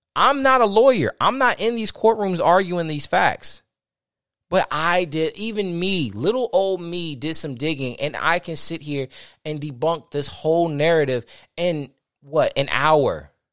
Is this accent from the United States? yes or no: yes; United States; I'm an American